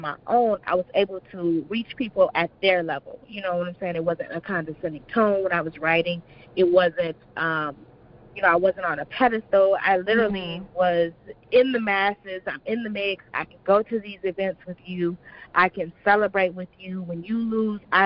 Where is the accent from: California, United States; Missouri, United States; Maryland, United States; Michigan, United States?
Michigan, United States; Inkster; also born or lived in Detroit, Michigan; I'm originally from Detroit. Well, actually, I'm from Inkster, and I moved to Detroit